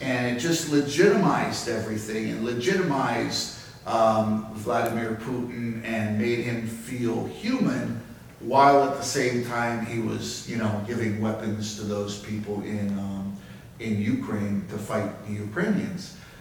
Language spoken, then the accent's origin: English; Jamaica; moved away; I was born and raised in Jamaica